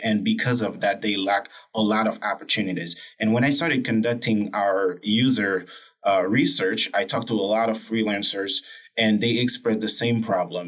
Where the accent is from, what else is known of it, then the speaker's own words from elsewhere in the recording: Haiti; I'm from Haiti, right? A country with a poor economic background, but a beautiful country